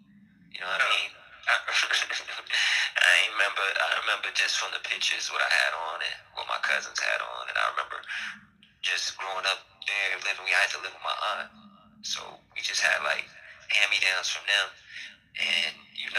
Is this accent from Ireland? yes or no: no; Los Angeles, California, United States; also born or lived in Belize / Buffalo, New York; Belize, yeah. Then we moved to Buffalo for like a year. Then from Buffalo, we moved to California in South Central. So that's essentially where I grew up at almost my whole life.